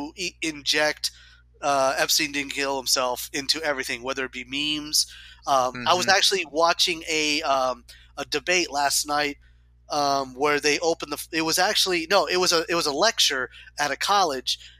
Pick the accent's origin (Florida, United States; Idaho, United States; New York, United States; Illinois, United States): Florida, United States; Florida Panhandle, United States; also born or lived in Spain; growing up in Florida and having Christmases in Florida. So in the panhandle, it got cold, right?